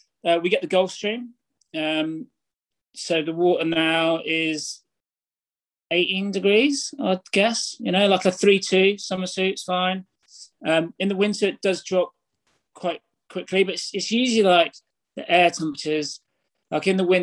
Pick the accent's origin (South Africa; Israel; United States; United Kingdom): United Kingdom; Braunton, South West England; So I grew up in North Devon. So it's the southwest of England. The sort of town, it's a village. It's the main village is Braunton, which has like a few surf shops.